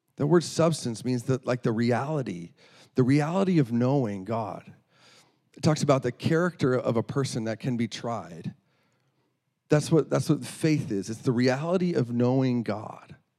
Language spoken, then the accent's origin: English; North Dakota, United States; moved away as an adult; now in Iowa, United States; I'm from North Dakota